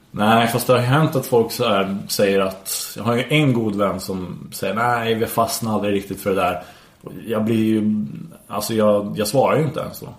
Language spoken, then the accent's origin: Swedish; Värmland, Sweden; jag är från Värmland